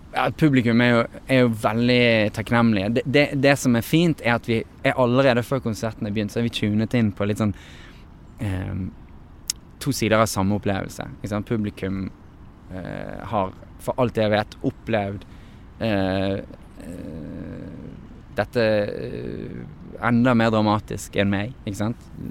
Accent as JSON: {"language": "Norwegian", "country": "Norway", "tie": "born or raised there", "moved": "as an adult", "lives_now": "Los Angeles, United States", "said": "som er fra Norge. Eh, at det, det, at jeg er født her"}